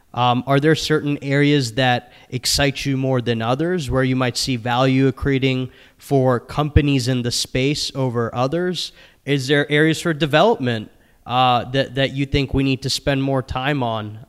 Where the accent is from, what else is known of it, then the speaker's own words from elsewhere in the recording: Maryland, United States; my home state of Maryland